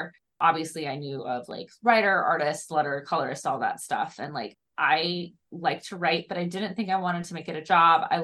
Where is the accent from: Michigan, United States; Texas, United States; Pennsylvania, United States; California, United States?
Michigan, United States; Niles; I'm from a small town called Niles, Michigan.